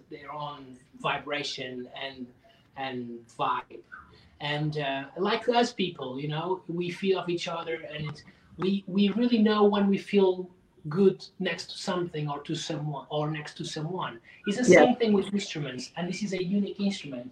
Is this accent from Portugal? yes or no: yes; Portugal; English is a second language; moved away; also born or lived in Lisbon; Growing up in Portugal